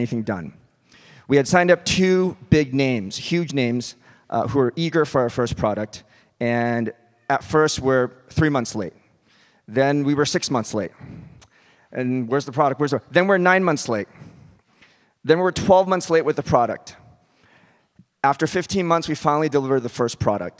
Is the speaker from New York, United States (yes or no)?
yes; Westchester County, New York, United States; also born or lived in North Carolina; I grew up in Westchester County.